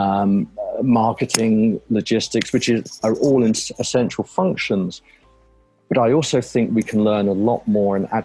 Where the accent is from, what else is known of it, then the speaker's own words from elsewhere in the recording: United Kingdom; moved away as an adult; now in North Carolina, United States; I'm a Brit originally, and moved over to the U.S. Nearly 20 years ago